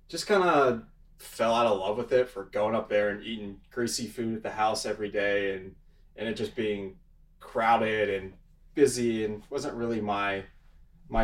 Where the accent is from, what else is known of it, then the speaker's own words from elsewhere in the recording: Alpharetta, Georgia, United States; also born or lived in Auburn, Alabama; Born and raised in Alpharetta, Georgia. I have a twin sister. Grew up there my whole life